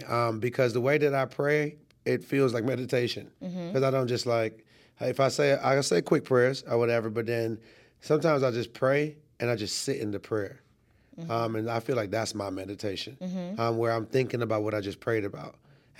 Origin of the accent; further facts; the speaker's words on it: Trinidad & Tobago; born there; also born or lived in Canada / New York / Florida / South Carolina; So I was born in Trinidad and Tobago. And I've lived a lot of places. I've lived in, as a child, I've lived in Canada, New York, Florida, South Carolina, and obviously Atlanta.